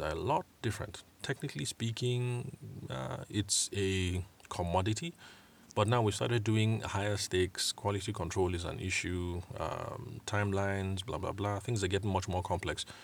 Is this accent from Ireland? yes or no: no; Benue, Nigeria; I'm Tiv from Benue State. Nigeria